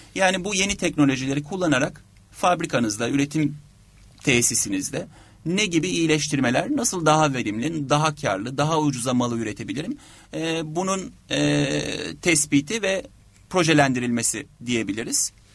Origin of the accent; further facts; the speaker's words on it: Turkey; biz Türkler olarak